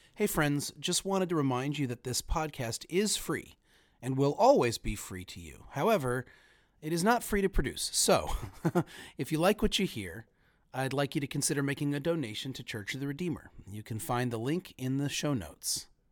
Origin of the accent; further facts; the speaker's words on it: United States; now in Cincinnati, United States; as an American